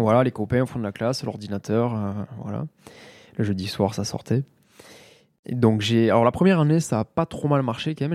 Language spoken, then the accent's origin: French; Mazamet, Occitania, France; also born or lived in Toulouse; je suis originaire de Mazamet dans le Tarn, né en 88